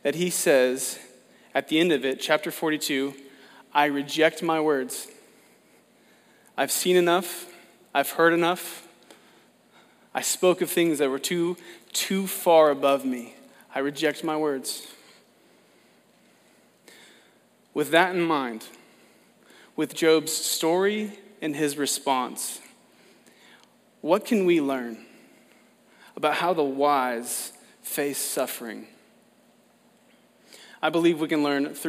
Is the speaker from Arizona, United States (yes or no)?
no; Oklahoma, United States; I'm from Oklahoma